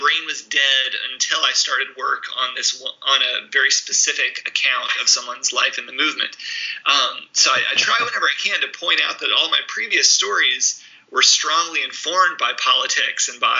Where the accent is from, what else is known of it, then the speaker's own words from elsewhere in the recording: the South, United States; also born or lived in Mississippi; now in Indiana, United States; as a Southerner, since living here in Indiana